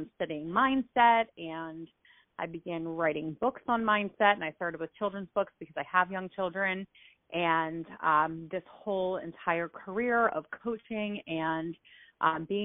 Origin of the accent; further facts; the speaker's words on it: New Jersey, United States; moved away as an adult; also born or lived in Baltimore, Maryland / California; I grew up in South Jersey, right outside of the Philadelphia area